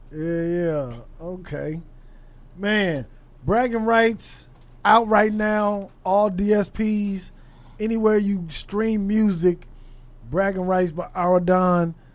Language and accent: English; Los Angeles, California, United States; moved away as an adult; also born or lived in Torrance; now in Dallas, United States; I grew up on South Central, West L